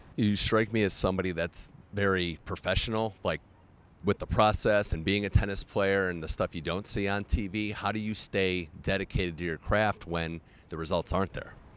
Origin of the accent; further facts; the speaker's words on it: Cleveland, Ohio, United States; moved away; my hometown of Cleveland